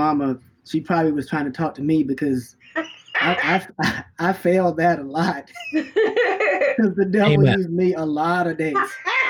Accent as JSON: {"language": "English", "region": "New York", "country": "United States", "tie": "born there", "also_born_or_lived": "North Carolina", "lives_now": "Minneapolis, United States", "said": "I was born in New York, and then I moved to North Carolina, and then I moved to Minneapolis."}